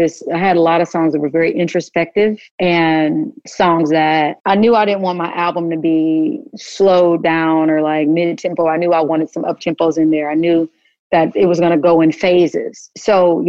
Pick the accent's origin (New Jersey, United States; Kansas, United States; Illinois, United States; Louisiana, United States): Kansas, United States; moved away; my world growing up in Kansas